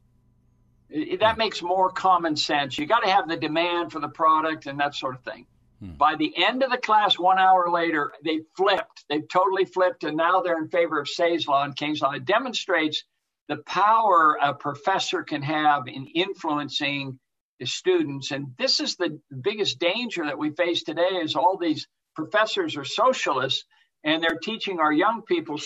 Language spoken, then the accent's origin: English; Portland, Oregon, United States; I grew up in Portland